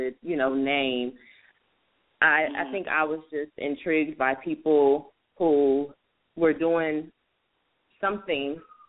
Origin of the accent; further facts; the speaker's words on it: San Jose, California, United States; now in Sacramento, United States; I was born in San Jose, California, and I moved to Sacramento in 2001. I'm the youngest of four.